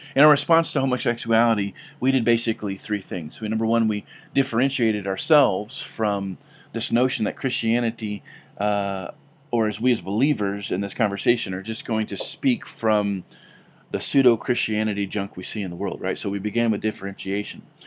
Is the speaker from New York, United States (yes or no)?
no; California, United States; growing up in California